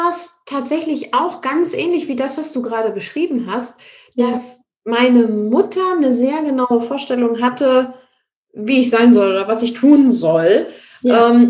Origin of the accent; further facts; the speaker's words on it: Ratzeburg, Schleswig-Holstein, Germany; now in Munich, Germany; Ich komme ja eigentlich aus Norddeutschland, aus Ratzeburg. Das ist in der Nähe von Lübeck und bin dann nach München gezogen.